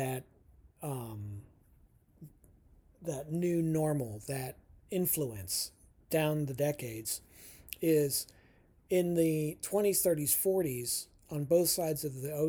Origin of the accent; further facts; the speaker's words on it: United States; as an American living in Merca